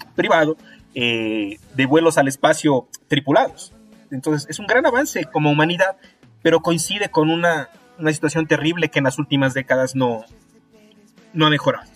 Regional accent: Ecuador

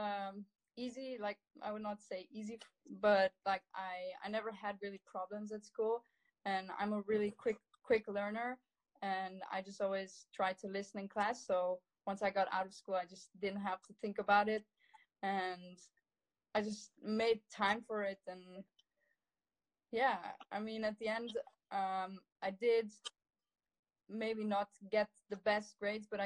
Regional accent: Italy; growing up in the Dolomites

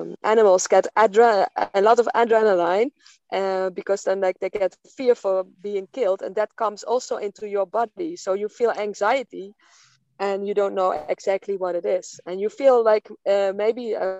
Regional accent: Netherlands; now in Portugal; I live off-grid in Portugal, and I come from Holland.

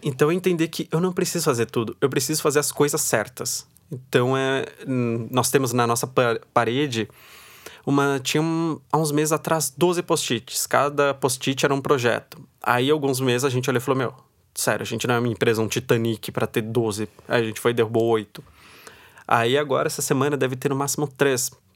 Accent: Osasco, São Paulo, Brazil; Eu venho de Osasco. Então, em Osasco, todo mundo antigamente ia trabalhar na Cidade de Deus

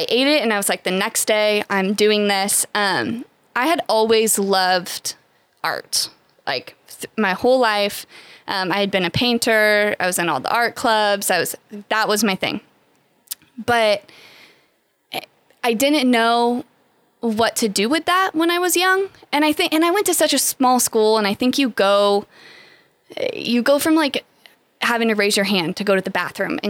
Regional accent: Bakersfield, California, United States; moved away as an adult; also born or lived in Louisiana; Born and raised in Bakersfield. I'm a Garces girl

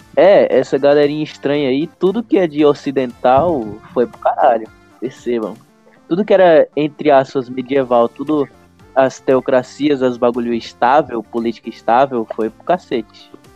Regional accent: Brazil; nasci no Brasil

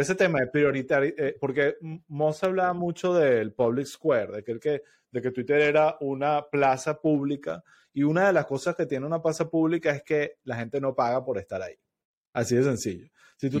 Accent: Venezuela; moved away; como venezolano

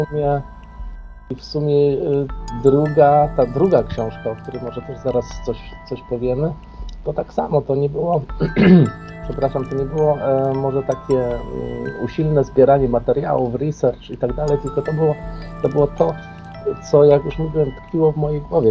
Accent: Strzelce Opolskie, Opole Voivodeship, Poland; now in Germany; niedaleko mojej rodzinnej miejscowości Strzelec Opolskich

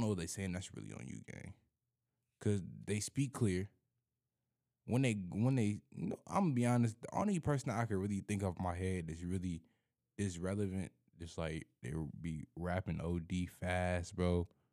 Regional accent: Nine Mile, Michigan, United States; I'm from Nine Mile

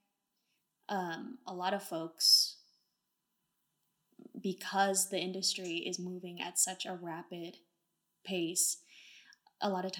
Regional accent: Bay Area, California, United States; also born or lived in Portland, Oregon; I'm from Portland, Oregon, and, you know, grew up in the Bay Area

